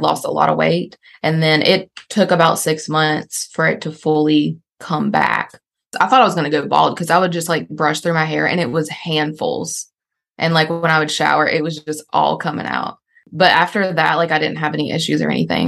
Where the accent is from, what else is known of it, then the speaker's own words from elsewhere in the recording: North Carolina, United States; born and raised in North Carolina